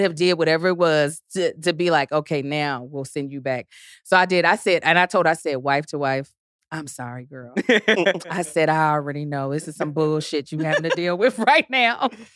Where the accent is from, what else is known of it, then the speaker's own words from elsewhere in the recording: Kentucky, United States; accent: Southern; also born or lived in Baltimore, Maryland; Born in Baltimore, raised in Kentucky